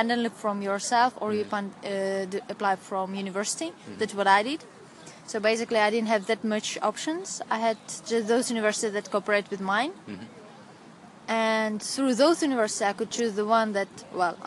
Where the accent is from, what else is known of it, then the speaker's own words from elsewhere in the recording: Ukraine; moved away as an adult; also born or lived in Russia / Kyiv, Ukraine; now in Portugal; I was born in Russia. I have Ukrainian nationality because most of the time I lived in Ukraine.